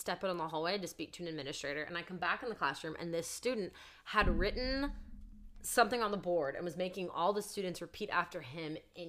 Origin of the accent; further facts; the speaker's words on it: Kansas City, Missouri, United States; I'm from Kansas City